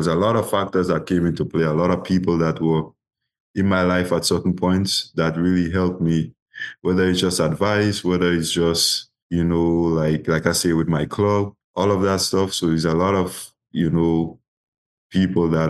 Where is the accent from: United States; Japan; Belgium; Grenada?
Grenada; my first year in my hometown club called Speed Zone. That was my club in Guelph